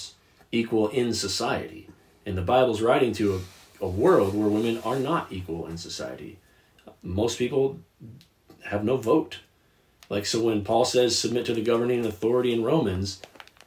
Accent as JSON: {"language": "English", "country": "United States"}